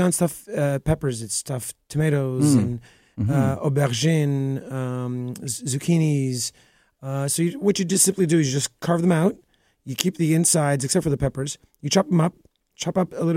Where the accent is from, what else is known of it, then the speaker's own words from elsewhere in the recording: Montreal, Quebec, Canada; also born or lived in Greece; now in Toronto, Canada; I was born in Montreal. Both my parents are from Greece.